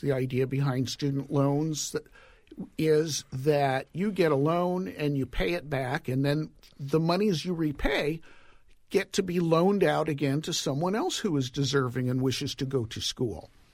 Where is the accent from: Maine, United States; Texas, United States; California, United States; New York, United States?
California, United States; Los Angeles; My hometown, Woodland Hills, California